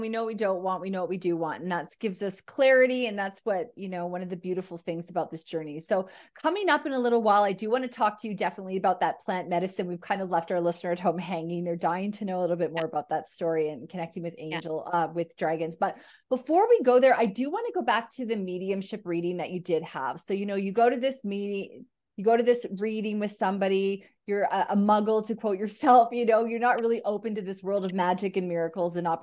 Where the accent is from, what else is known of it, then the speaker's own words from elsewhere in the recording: Canada; me being a Caucasian female Canadian, I never really felt that I had a huge cultural upbringing aside from being Canadian. You know, my parents were Canadian